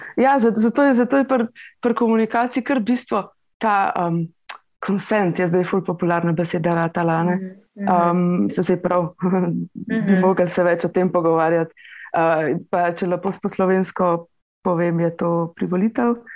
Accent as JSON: {"language": "Slovenian", "town": "Litija", "region": "Central Sava", "country": "Slovenia", "said": "prihajam iz Litije"}